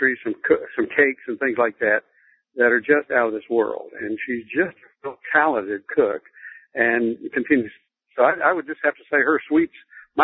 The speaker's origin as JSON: {"language": "English", "town": "Lubbock", "region": "Texas", "country": "United States", "tie": "born or raised there", "said": "I grew up in Lubbock, Texas, out on the plains of West Texas"}